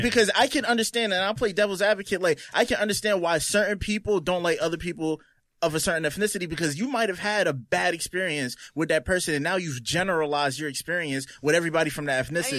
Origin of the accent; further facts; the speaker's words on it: Roselle, New Jersey, United States; I grew up in Roselle, which was a small neighborhood